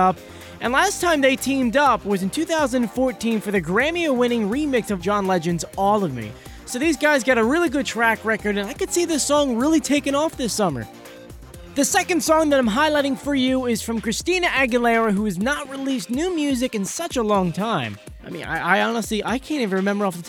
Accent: Philadelphia, Pennsylvania, United States; I'm from Philadelphia, well, sort of from Philadelphia

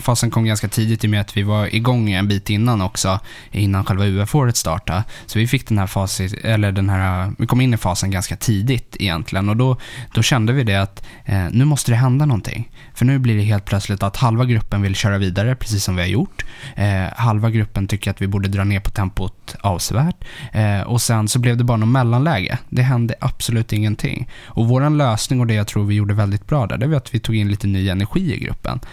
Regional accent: Stockholm, Stockholm County, Sweden; Sätra, alltså en, eh, lite söder om Stockholm

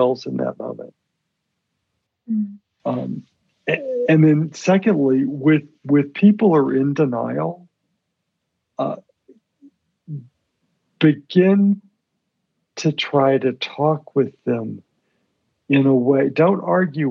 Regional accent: Birmingham, Alabama, United States; I was born in Birmingham, Alabama. I'm the son of Lebanese immigrants who came from Lebanon at the turn of the last century

